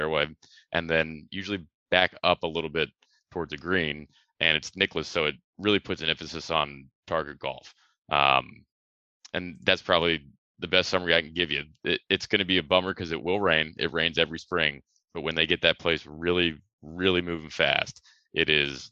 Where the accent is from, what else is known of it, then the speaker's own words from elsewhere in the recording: Columbus, Ohio, United States; I grew up in Columbus, Ohio